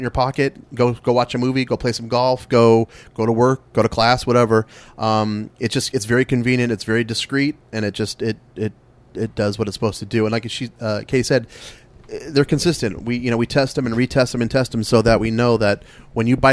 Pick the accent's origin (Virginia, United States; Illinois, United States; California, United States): California, United States; Los Angeles; I'm from LA. The Valley, if anybody knows where that's at. Grew up in the Valley